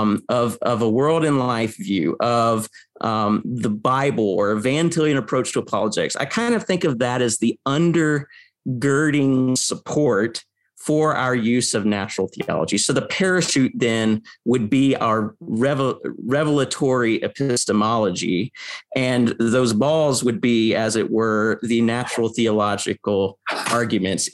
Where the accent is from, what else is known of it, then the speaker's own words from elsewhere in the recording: United States; I grew up in the American public school system